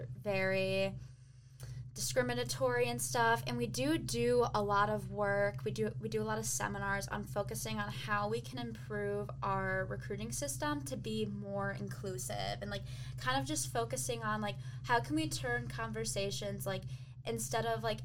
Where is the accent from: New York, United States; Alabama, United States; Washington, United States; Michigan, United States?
Michigan, United States; South Lyon; I'm from South Line, which is our way.